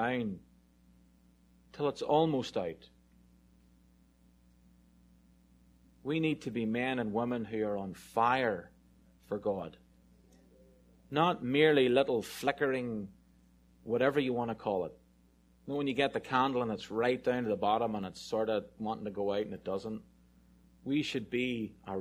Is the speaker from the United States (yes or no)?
no; Ireland; I'm really Irish